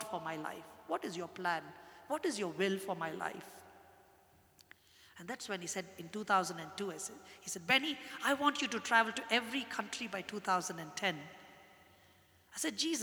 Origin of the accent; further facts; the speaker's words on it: India; I'm a Christian and I'm an Indian